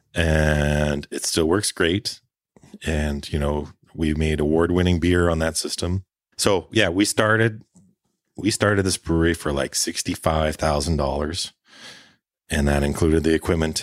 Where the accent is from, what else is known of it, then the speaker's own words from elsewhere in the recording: Prince George, British Columbia, Canada; also born or lived in Alberta / Victoria / Vancouver; now in Prince Rupert, Canada; Well, I grew up in northern B C. I'm a Prince George, born and raised.